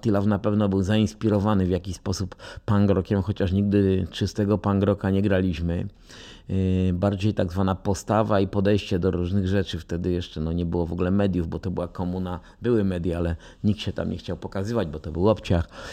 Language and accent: Polish; Częstochowa, Silesian Voivodeship, Poland; moved away as an adult; now in Warsaw, Poland; wychowałem się na Rakowie w Częstochowie